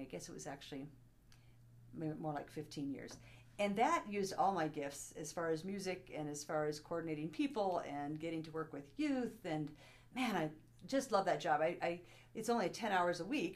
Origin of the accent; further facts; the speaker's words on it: Bozeman, Montana, United States; also born or lived in Kabul, Afghanistan; most of my life um, that I recall actually was spent in Bozeman, Montana.